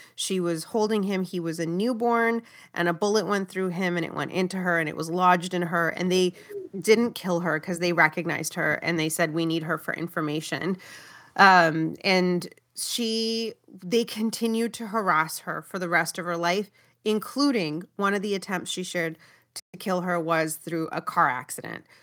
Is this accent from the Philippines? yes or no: no; Brampton, Ontario, Canada; growing up in Brampton